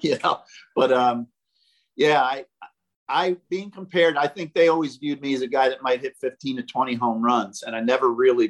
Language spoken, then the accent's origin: English; Mercer County, New Jersey, United States; Mercer County Community College, which is right in my hometown.